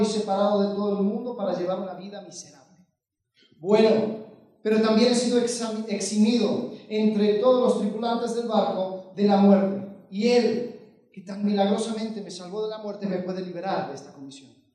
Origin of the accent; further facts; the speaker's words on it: United States; Yo crecí en Estados Unidos